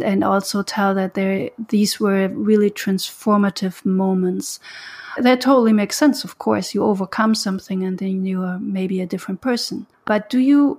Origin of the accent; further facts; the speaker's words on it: Germany; moved away; I'm from Germany